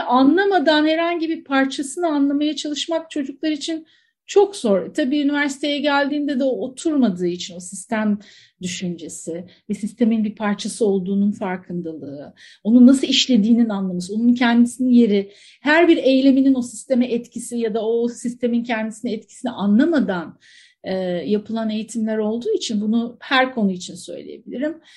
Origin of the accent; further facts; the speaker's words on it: Antakya, Hatay, Turkey; Çok doğanın içerisinde büyümüş Antakyalı birisiyim